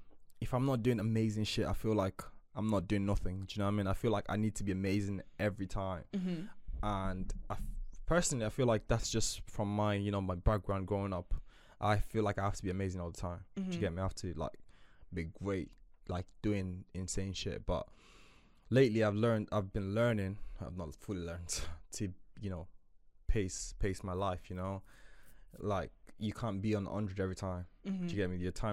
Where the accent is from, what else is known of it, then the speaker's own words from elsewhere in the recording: Nigeria; I grew up quite tough in Nigeria